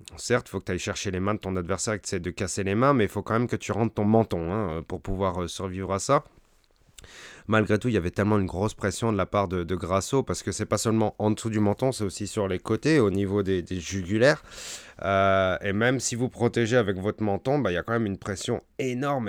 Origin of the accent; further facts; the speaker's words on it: France; nous, en tant que Français